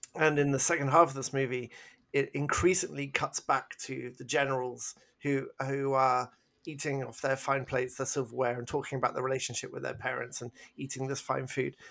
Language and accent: English; England, United Kingdom; I'm English